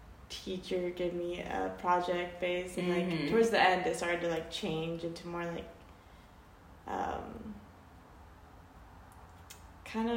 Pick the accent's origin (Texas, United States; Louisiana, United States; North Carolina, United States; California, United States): North Carolina, United States; moved away as an adult; I grew up in North Carolina, but not where I went to school